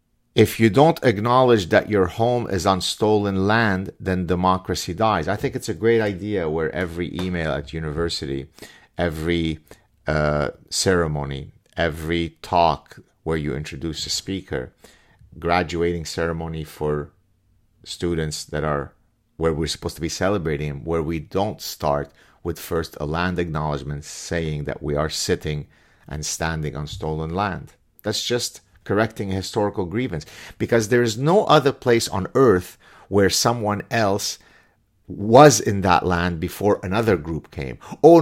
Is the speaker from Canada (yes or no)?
yes; Canada; If the right thing doesn't happen tomorrow, and I'm Canadian again, I don't have a proverbial dog in the fight